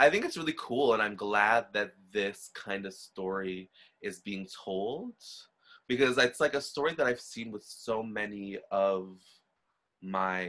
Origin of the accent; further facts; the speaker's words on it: Trinidad & Tobago; I'm Trinidadian, right? So Trinidad's a little different, but from being like Black and Indian